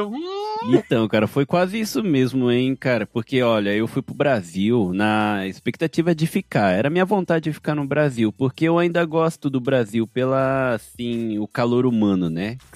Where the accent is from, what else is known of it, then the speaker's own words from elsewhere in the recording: Japan; Ainda mais pra mim, como eu cresci aqui no Japão, é difícil eu comparar por não ter vivido aí, sabe?